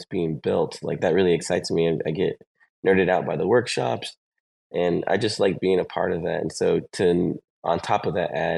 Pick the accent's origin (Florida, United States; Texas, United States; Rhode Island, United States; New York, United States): Texas, United States; I'm actually from Texas